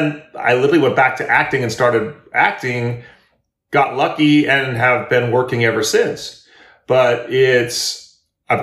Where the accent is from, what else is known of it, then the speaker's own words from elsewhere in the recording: Berkeley, California, United States; moved away; also born or lived in Europe / Los Angeles; I grew up in Berkeley, California